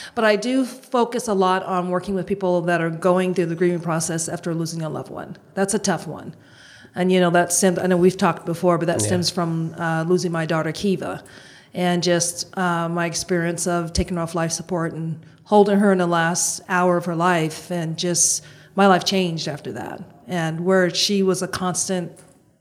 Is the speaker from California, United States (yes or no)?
no; Boston, Massachusetts, United States; I'm born and raised in Boston.